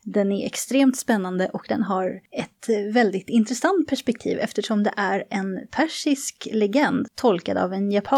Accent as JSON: {"language": "Swedish", "country": "Sweden", "accent": "Swedish", "said": "min svenska accent"}